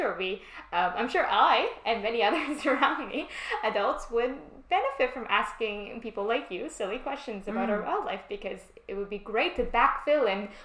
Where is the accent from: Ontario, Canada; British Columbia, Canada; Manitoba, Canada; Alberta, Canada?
British Columbia, Canada; Vancouver; moved away as an adult; now in United Kingdom; I grew up in Vancouver, Canada.